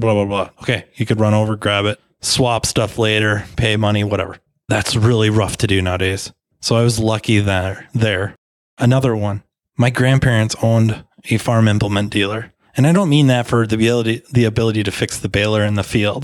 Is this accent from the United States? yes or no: yes; United States; I was born in the United States of America